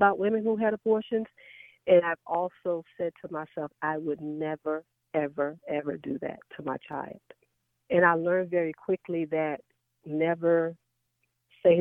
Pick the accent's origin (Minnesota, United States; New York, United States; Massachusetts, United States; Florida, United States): New York, United States; New York City; now in Dallas, United States; Born and raised in the Bronx, New York, with my mom and my dad and my two sisters.